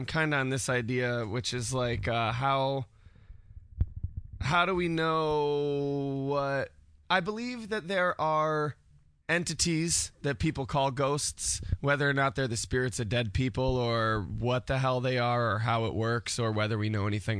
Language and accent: English; Syracuse, New York, United States; In Syracuse. Been here my whole life.